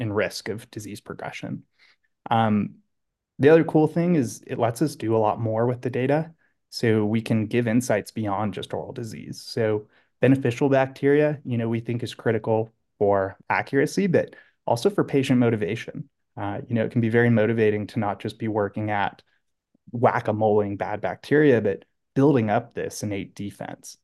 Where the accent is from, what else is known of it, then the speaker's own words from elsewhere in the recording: Southern California, United States; born and raised in Southern California